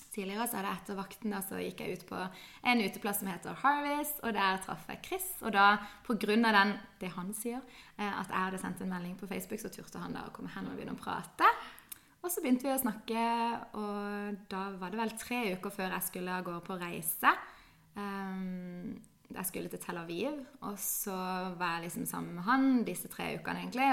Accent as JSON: {"language": "Norwegian", "town": "Kristiansand", "region": "Agder", "country": "Norway", "tie": "born or raised there", "said": "jeg er født og oppvokst her i Kristiansand."}